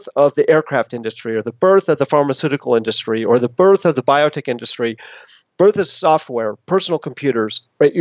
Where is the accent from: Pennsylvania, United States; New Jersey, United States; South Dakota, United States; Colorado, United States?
Colorado, United States; Boulder; moved away as an adult; I grew up in Boulder, Colorado, but went away to college